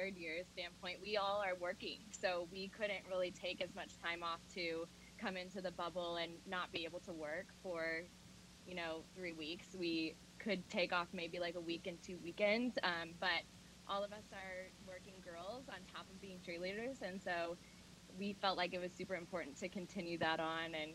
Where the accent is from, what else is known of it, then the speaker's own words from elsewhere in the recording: Wayne, Illinois, United States; I'm from Wayne, Illinois.